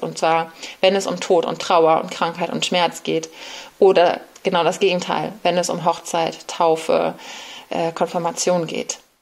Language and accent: German; Bremen, Germany; moved away as an adult; now in Berlin, Germany; Ich bin in Bremen aufgewachsen